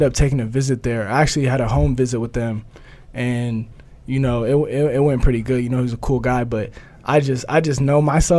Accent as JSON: {"language": "English", "region": "Oregon", "country": "United States", "moved": "as an adult", "said": "I'm from Oregon."}